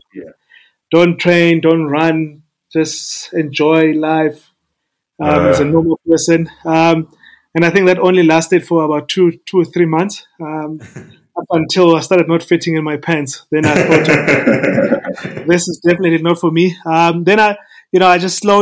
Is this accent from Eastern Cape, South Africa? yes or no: yes; East London, Eastern Cape, South Africa; moved away as an adult; also born or lived in Mthatha, South Africa / Pretoria, South Africa; I was born in Umtata, in the Eastern Cape. Then we moved to East London, my family and I. So we finished our matric, I mean, our high school in East London.